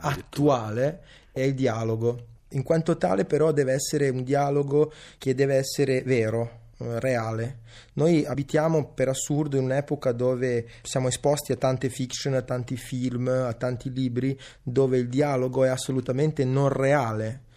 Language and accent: Italian; Veneto, Italy; Italian is a second language; sono linguisticamente cresciuto nel Veneto. Io ho imparato l'italiano giocando a rugby a Mira e andando a scuola a Mestre